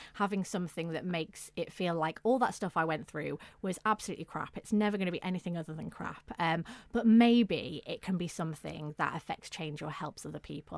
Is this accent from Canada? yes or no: no; the north of England, United Kingdom; accent: northern; I'd grown grown up in, in the north of England, you may be able to tell from my accent